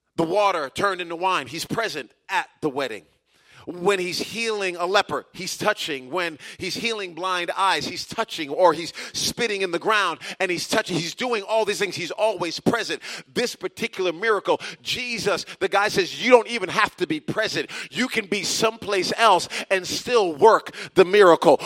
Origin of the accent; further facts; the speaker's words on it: United States; Many of us who are Americans